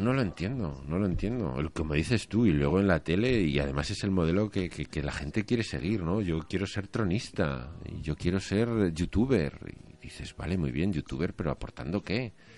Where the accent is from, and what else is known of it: Spain